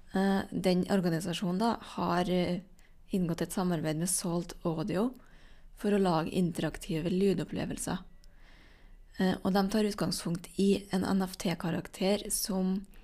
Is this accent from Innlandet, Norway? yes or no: no; Trøndelag, Norway; som trønder